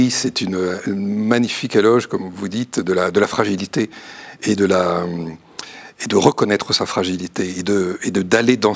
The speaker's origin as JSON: {"language": "French", "town": "Châlons-en-Champagne", "region": "Grand Est", "country": "France", "said": "alors je viens de, la Marne, de Chalon-sur-Marne, et j'ai eu l'occasion de beaucoup bouger dans, ma"}